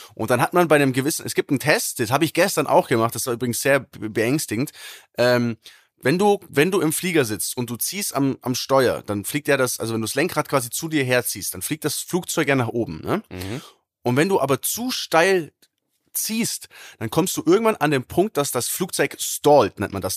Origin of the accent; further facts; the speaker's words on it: Germany; bei uns in Deutschland